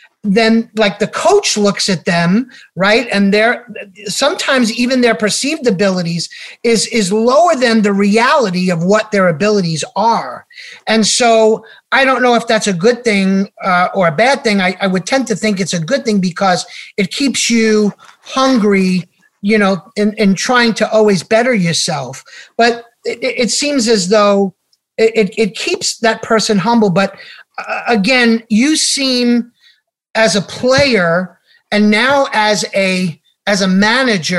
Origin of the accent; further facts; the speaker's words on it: New York City, New York, United States; we're from New York, so kind of like I grew up in Queens